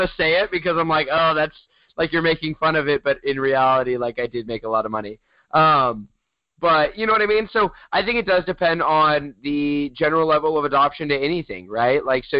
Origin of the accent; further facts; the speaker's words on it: United States; we're American, by the way, if you're questioning.